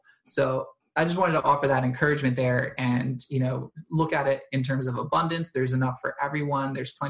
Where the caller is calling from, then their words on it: Delaware, United States; I'm in Delaware in the United States